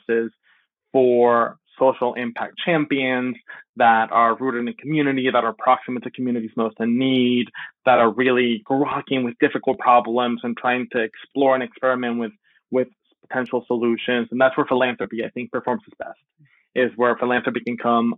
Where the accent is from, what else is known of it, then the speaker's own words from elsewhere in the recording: Miami, Florida, United States; also born or lived in Venezuela; an immigrant from Venezuela, I grew up in Miami, but my family moved here when I was very, very young, when I was 8